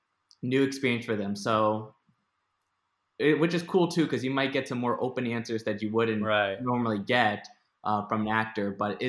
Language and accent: English; Connecticut, United States; moved away as an adult; also born or lived in Orlando; now in Boston, United States; I'm just moved to Boston recently, but yeah, I'm from Connecticut.